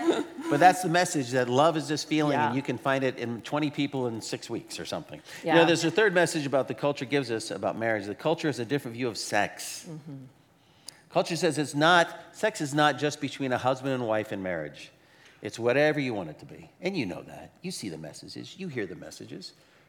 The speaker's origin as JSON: {"language": "English", "region": "Arizona", "country": "United States", "said": "You know, I remember the first time I moved up to the Northwest, I came from Arizona."}